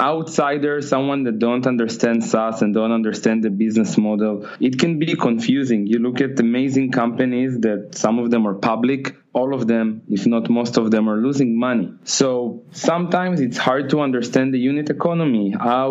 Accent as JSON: {"language": "English", "town": "Tel Aviv", "region": "Tel Aviv District", "country": "Israel", "said": "I'm from Israel, from Tel Aviv."}